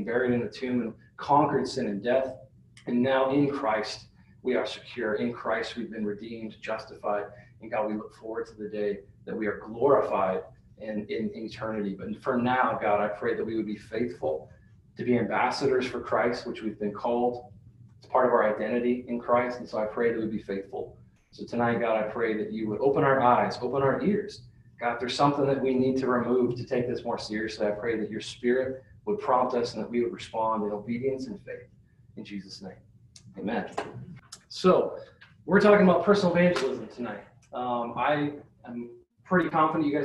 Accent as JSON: {"language": "English", "region": "Nebraska", "country": "United States", "tie": "born or raised there", "also_born_or_lived": "Salt Lake City, Utah", "moved": "yes", "lives_now": "Iowa, United States", "said": "I grew up in Nebraska."}